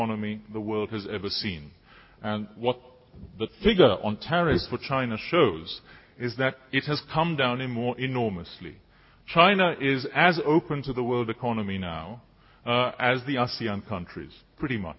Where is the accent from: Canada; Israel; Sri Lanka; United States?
Sri Lanka; moved away; When I was growing up in Sri Lanka in the early 1970s